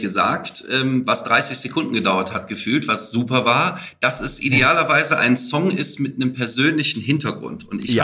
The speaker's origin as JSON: {"language": "German", "town": "Aachen", "region": "North Rhine-Westphalia", "country": "Germany", "said": "Ich bin Aachener, muss man sagen, also viel Holland und belgischer Einschlag damit drin"}